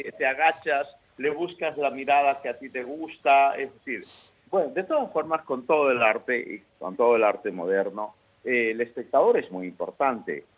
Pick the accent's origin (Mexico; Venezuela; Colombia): Colombia; a small Caribbean town in Colombia, Caribbean Region; moved away; also born or lived in Murcia, Spain / Valencia, Spain; Yo nací en un pueblito de Colombia, de, digamos, caribeño, y, y eso lo llevo, lo llevo eso en los genes.